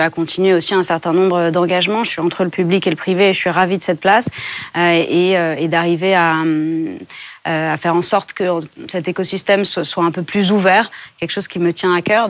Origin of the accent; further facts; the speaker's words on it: France; j'ai grandi en France